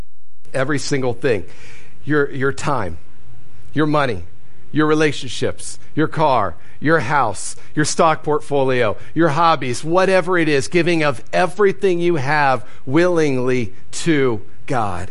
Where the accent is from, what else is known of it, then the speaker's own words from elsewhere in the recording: Ohio, United States; moved away; I grew up in Ohio